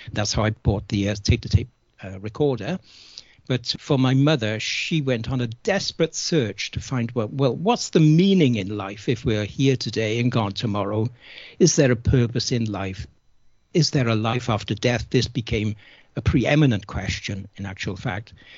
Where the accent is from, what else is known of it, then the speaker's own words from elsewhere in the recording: Cardiff, Wales, United Kingdom; I was born and brought up in Cardiff in South Wales in the UK just after the Second World War